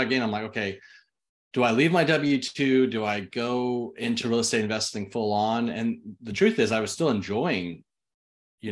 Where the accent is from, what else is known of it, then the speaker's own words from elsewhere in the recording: Austin, Texas, United States; also born or lived in Twentynine Palms, California; now in College Station, United States; I was born and raised in Austin.